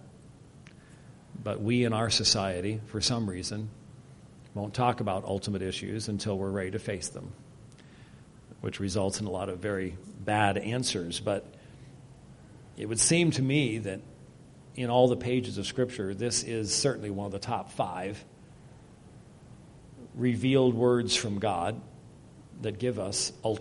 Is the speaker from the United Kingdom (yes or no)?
yes; Scotland, United Kingdom; as a Scotsman